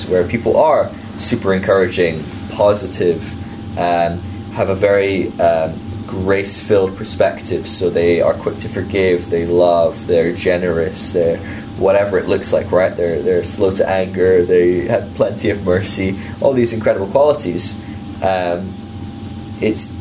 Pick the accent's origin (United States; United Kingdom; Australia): United Kingdom; as a Brit